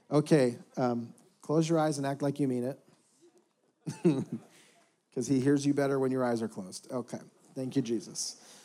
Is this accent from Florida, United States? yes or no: no; Houston, Texas, United States; For the rest of you, I'm from Houston, Texas, the birthplace of Third Coast Hip Hop and Original Barbecue.